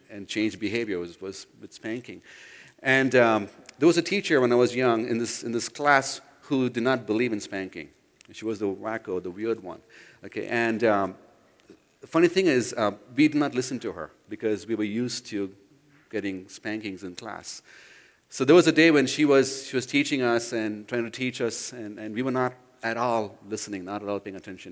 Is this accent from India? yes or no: yes; India; moved away; I grew up in India